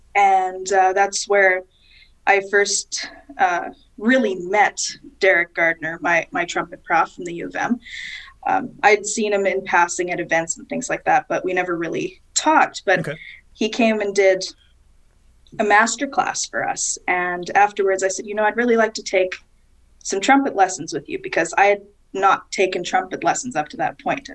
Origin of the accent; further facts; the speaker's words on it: Winnipeg, Manitoba, Canada; I was born and raised in Winnipeg, so that's kind of that's my roots. That's where I'm from.